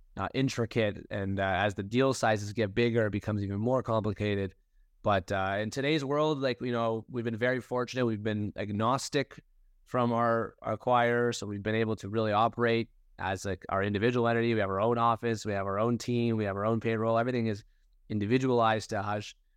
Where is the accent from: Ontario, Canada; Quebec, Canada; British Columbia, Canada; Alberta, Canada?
Ontario, Canada; Toronto; I was born and raised in Toronto, Canada